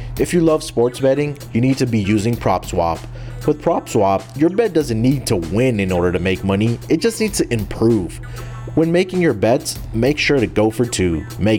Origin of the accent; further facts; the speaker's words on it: Houston, Texas, United States; Let's get started with my hometown team, the Houston Texans.